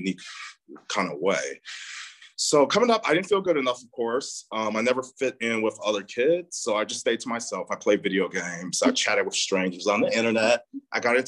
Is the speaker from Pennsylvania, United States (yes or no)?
no; Chicago, Illinois, United States; born or raised there